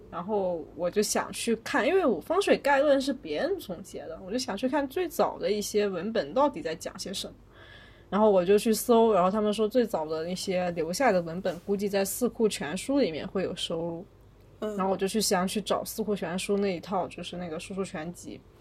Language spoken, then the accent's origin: Chinese; Wenzhou, Zhejiang, China; now in Beijing, China; 作为一个温州人